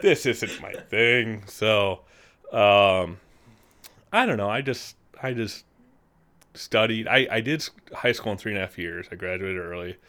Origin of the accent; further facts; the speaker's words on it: Peru, Illinois, United States; I grew up in Peru, Illinois.